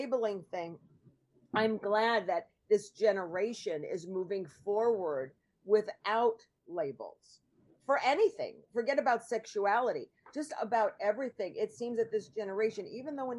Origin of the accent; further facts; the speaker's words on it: New York, United States; I grew up in New York, and, you know, in the 80s